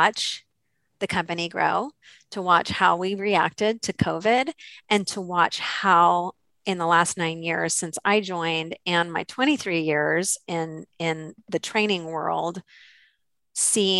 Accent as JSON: {"language": "English", "town": "Santa Cruz", "region": "California", "country": "United States", "tie": "born or raised there", "said": "I was working in a small office in my hometown in Santa Cruz, California."}